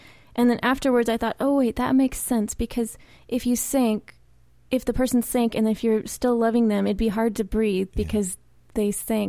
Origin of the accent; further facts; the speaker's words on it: Huntington Beach, California, United States; also born or lived in Santa Barbara; I grew up in Huntington Beach. My parents still live there.